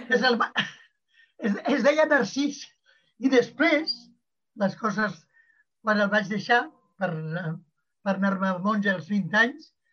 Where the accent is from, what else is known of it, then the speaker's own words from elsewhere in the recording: Barcelona, Catalonia, Spain; Jo la de Barcelona és la que em conec més i la d'una classe mitjana alta, que és la, a la que jo pertanyia